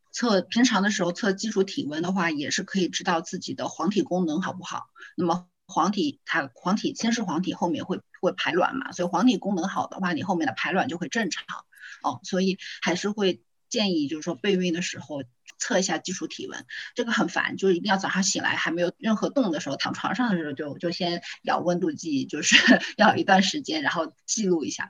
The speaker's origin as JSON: {"language": "Chinese", "region": "Zhejiang", "country": "China", "said": "我是独生子女， 我是浙江人"}